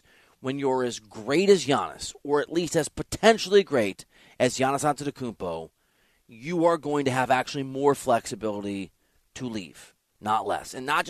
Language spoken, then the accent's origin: English; Dubuque, Iowa, United States; I am from Dubuque, Iowa, which borders Wisconsin, Illinois, and Iowa. I have family who are in Wisconsin, including Milwaukee, and my parents spent several years living in Green Bay